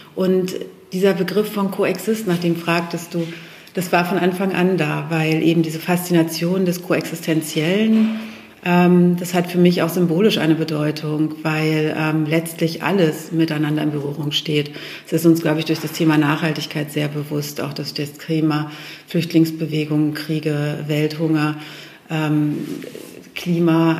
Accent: Steinhude, Lower Saxony, Germany; also born or lived in Hanover; Hannover ist meine Heimat, das Steinhuder Meer ist meine Heimat. Ich sage immer Urheimat

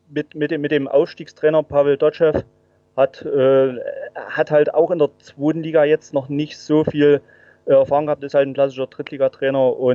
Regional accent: Saxony, Germany; bin waschechter Erzgebirgler, ähm, wohne jetzt nicht in Aue, 80 Kilometer östlich.

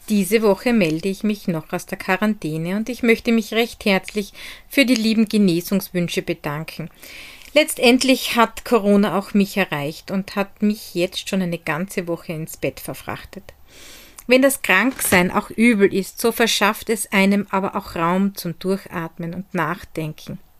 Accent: Hart bei Graz, Styria, Austria; von Die Handwerkstätte aus meiner Heimat in Hart bei Graz in der grünen Steiermark.

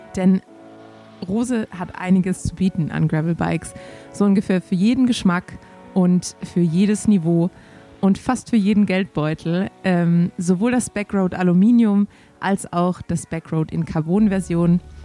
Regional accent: Swabia, Germany; accent: Swabian; als Schwabe

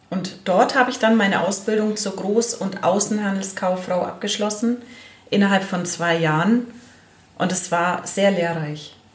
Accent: Allgäu, Bavaria, Germany; ich bin 40 Jahre alt und ich komme aus dem Allgäu

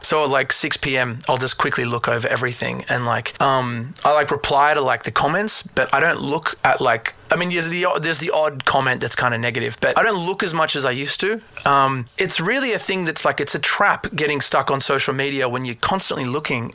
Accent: Australia; I'm Australian

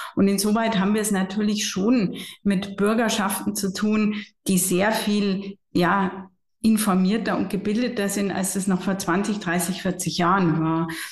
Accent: Regensburg, Bavaria, Germany; also born or lived in Florence / Munich; Ich habe in meiner Heimatstadt Regensburg und Florenz studiert

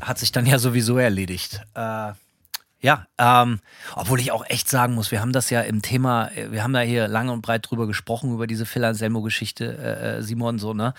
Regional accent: Bremen, Germany; now in Gainesville, United States; Ich bin Bremer.

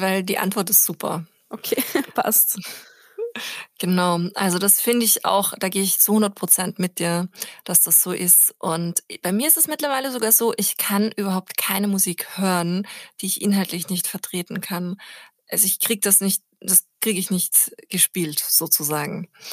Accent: Austria; moved away as an adult; now in Berlin, Germany; ich bin ja Österreicherin

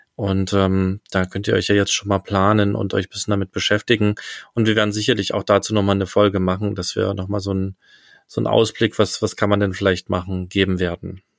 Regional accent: East Germany, Germany; ich bin ja im Osten aufgewachsen mit meinen Eltern

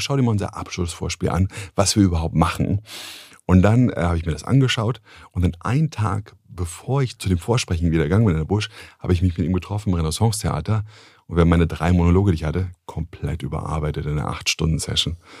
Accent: Germany; wenn man als Deutscher ins Ausland kommt

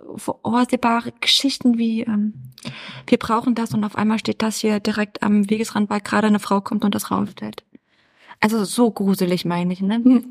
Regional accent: Berlin, Germany; Mein Ursprung ist Berlin

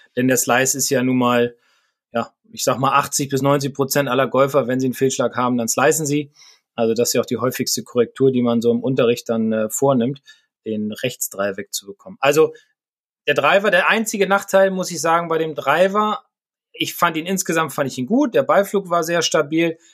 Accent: Bremen, Germany; also aus meiner Heimatstadt

